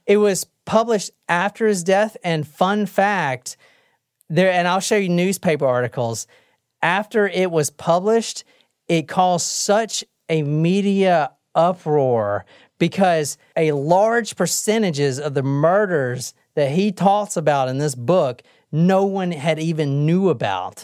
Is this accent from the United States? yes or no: yes; South Carolina, United States; I'm from the South.